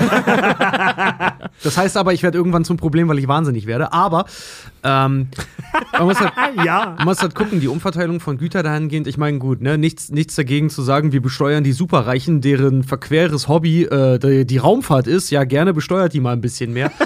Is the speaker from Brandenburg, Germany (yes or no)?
yes; Schwedt, Brandenburg, Germany; moved away; dass ich auch Schwed hätte verlassen können irgendwann mal, weil ich komme nun mal aus dem Haushalt